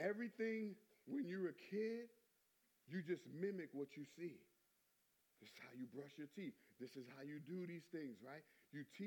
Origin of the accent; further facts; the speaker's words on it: New York, United States; I come from New York